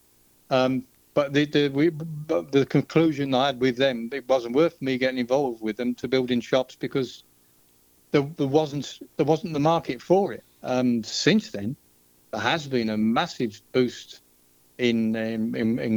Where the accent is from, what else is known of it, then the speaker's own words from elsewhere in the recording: Birmingham, West Midlands, United Kingdom; I'm from Birmingham